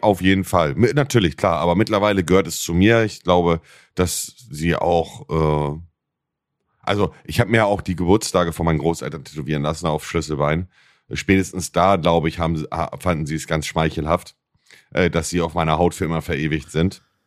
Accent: Buxtehude, Lower Saxony, Germany; ich komme auch aus Buxtehude

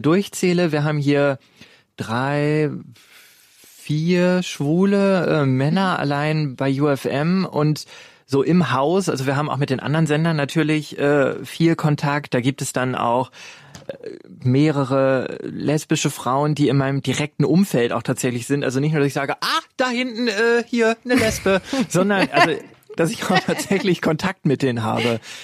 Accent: Ruhr area, North Rhine-Westphalia, Germany; Ich komme eigentlich aus dem Ruhrgebiet

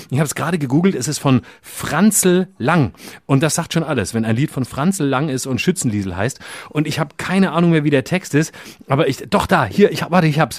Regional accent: Lörrach, Baden-Württemberg, Germany; Denn da, wo ich herkomme, aus Lörrach, da ist irgendwie ständig äh, Bums, Krach und schlechte Musik und Fassnacht und Gucke-Musik

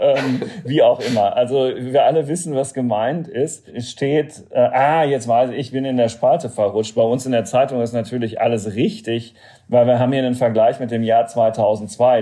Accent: Germany; als Deutscher

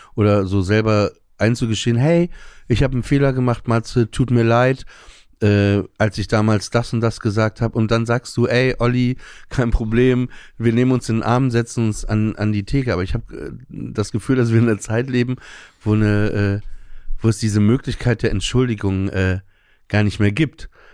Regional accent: Papenburg, Lower Saxony, Germany; Ich bin auf dem Land groß geworden, Papenburg im Emsland

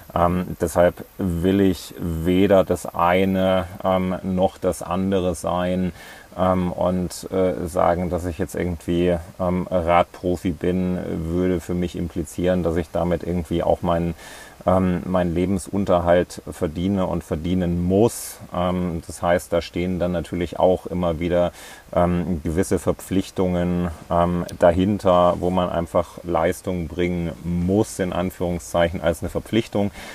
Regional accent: near Ilmenau, Thuringia, Germany; moved away as an adult; also born or lived in Leipzig / Berlin; Ich bin in, äh, in Thüringen aufgewachsen, ähm, in der Nähe von Ilmenau.

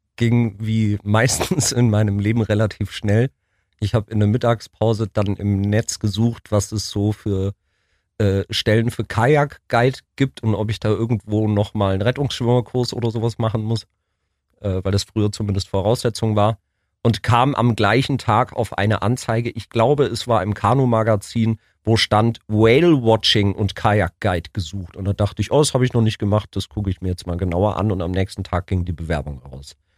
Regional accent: Ulm, Baden-Württemberg, Germany; moved away; also born or lived in Munich / Berlin; Ich bin in Wieblingen aufgewachsen, bin aber in München geboren

